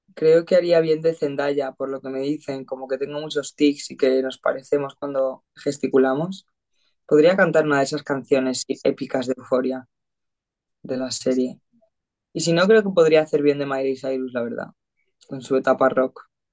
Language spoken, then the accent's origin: Spanish; Madrid, Community of Madrid, Spain; yo soy de Madrid